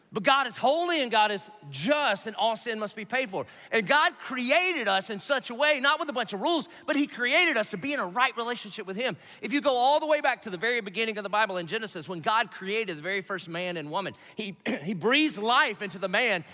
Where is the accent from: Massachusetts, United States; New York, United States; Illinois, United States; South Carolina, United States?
South Carolina, United States; Dillon; I'm from Dillon, South Carolina